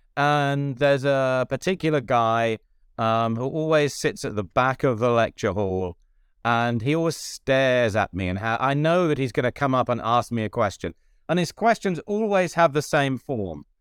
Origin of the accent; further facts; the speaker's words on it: United Kingdom; moved away; also born or lived in Ireland / United States; I'm a British Catholic theologian who has been lucky enough to teach, uh, in Britain and also in Ireland and for ten years in the U S.